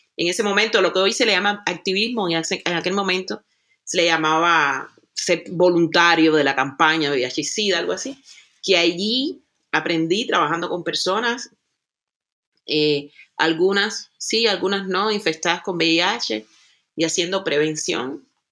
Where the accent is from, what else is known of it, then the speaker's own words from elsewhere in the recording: Cuba; now in Germany; una cubana que vive en el territorio que se que se le conoce como Europa, específicamente en Alemania